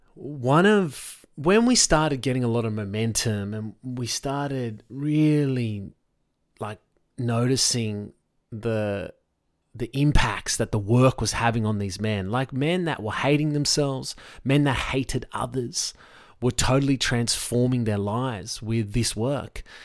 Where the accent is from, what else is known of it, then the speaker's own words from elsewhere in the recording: Sydney, New South Wales, Australia; I'm in Sydney, Australia. I grew up basically on the North Shore.